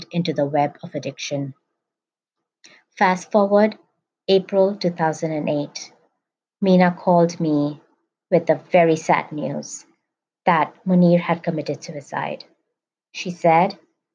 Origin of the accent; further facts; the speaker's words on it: Mumbai, Maharashtra, India; I grew up in Mumbai, India